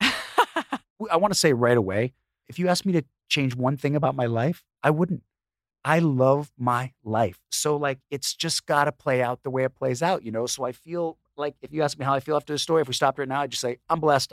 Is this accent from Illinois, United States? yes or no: yes; Chicago, Illinois, United States; we grew up in Chicago, in the suburbs